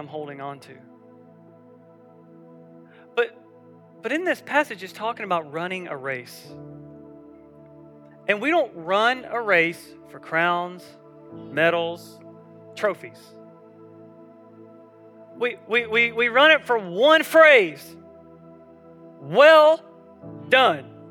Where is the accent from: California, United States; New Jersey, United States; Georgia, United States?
Georgia, United States; South; I grew up in South Georgia